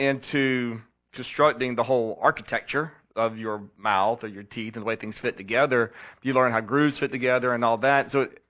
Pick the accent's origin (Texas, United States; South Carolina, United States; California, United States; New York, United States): South Carolina, United States; West Columbia; So I grew up here in West Columbia, airport grad